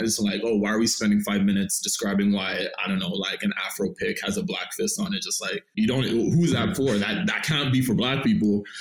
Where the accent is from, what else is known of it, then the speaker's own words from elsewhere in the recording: Toronto, Ontario, Canada; I'm originally from Scarborough, Malvern